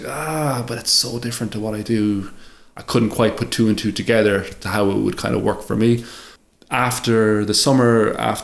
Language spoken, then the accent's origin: English; Ireland; moved away as an adult; now in London, United Kingdom; I'm an Irish artist here